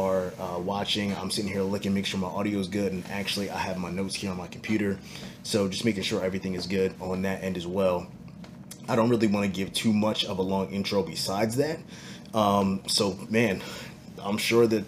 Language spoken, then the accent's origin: English; New Jersey, United States; moved away as an adult; now in Tulsa, United States; I'm born and raised in Jersey boy